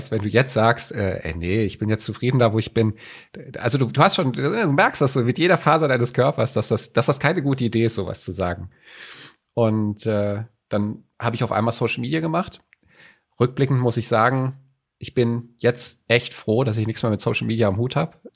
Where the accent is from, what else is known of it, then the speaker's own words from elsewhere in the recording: Frankfurt, Hesse, Germany; moved away as an adult; now in Hamburg, Germany; habe ich in meinem Herzen mitgebracht, der wird es nie verlassen.